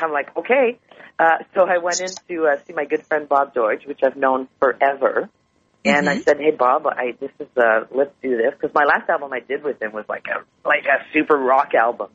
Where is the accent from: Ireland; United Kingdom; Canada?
Canada; Montreal, Quebec; Montreal is my hometown